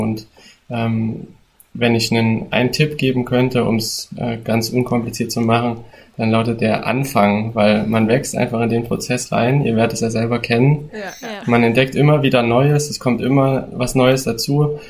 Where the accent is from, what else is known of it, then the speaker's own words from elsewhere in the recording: border area of Thuringia and Saxony, Central Eastern Germany, Germany; wir kommen ja aus, äh, aus dem Grenzgebiet von Thüringen und, äh, Sachsen. Das heißt, ähm, das ist eigentlich so Mittelostdeutschland.